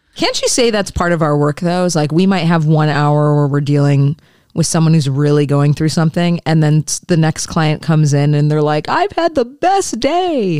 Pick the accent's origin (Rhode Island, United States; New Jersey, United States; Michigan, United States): Michigan, United States; I'm from Michigan